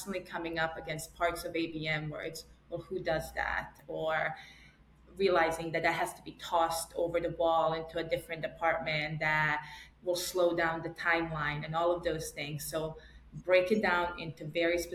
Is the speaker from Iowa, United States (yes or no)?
no; New York, United States; I'm still a New Yorker